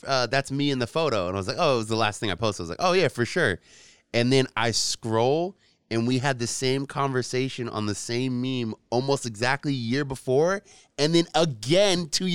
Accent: San Francisco, California, United States; I grew up in San Francisco in the 80s and 90s

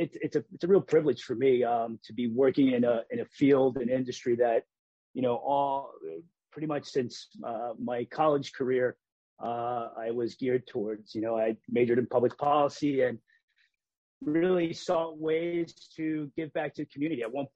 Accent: Hartford, Connecticut, United States; I mean, I grew up in Hartford. Probably the first time I stepped into the legislative office building was when I was in college.

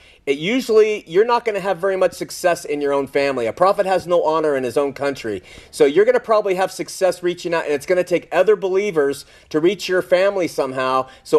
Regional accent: California, United States; we come from Southern California. Moving here, there's billboards for bridal conventions

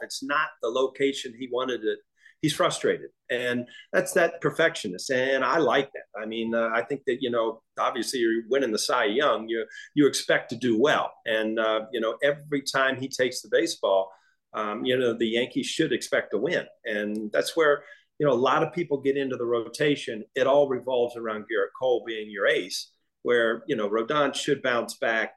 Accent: Midwest, United States; I grew up in the Midwest.

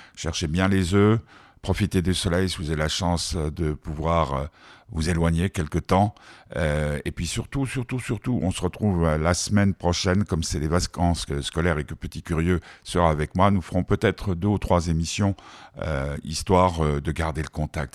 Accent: Geneva, Switzerland; Nous, on est genevois.

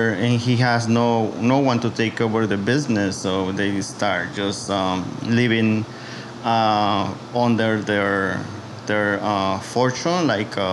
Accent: San Andrés Cholula, Puebla, Mexico; English is a second language; now in New York City, United States; Originally, I born on Puebla

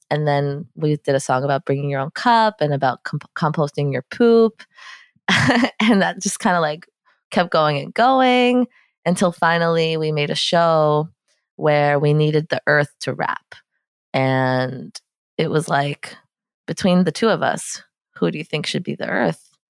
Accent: New York City, New York, United States; I grew up in Soho, in Lower Manhattan

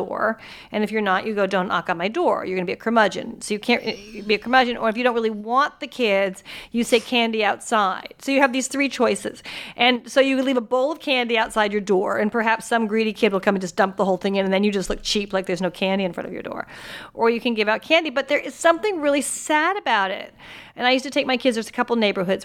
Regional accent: Santa Barbara, California, United States; now in New York, United States; I live in New York, and Halloween is very weird in New York because I grew up in California. And I grew up in Santa Barbara

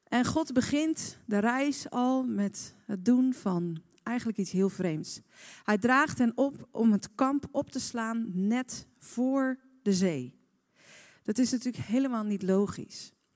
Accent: Netherlands

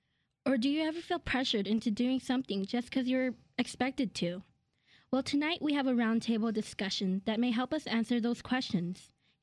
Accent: Albuquerque, New Mexico, United States; I'm 14, and I'm a Chinese American, and I was born in Albuquerque, New Mexico.

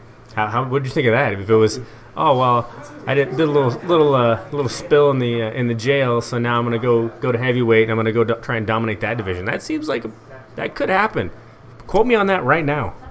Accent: Eugene, Oregon, United States; now in Salem, United States; I've been in Salem now for nine years, born and raised in Eugene

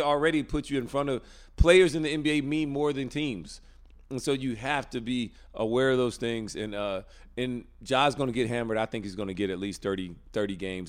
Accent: Alabama, United States; moved away as an adult; now in North Carolina, United States; growing up in Alabama my whole life

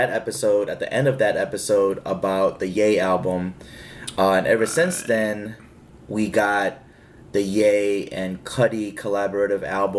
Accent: California, United States; And I'm from Cali, you know.

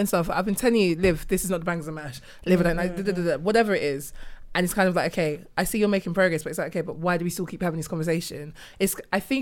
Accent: London, United Kingdom; We grew up in inner city London

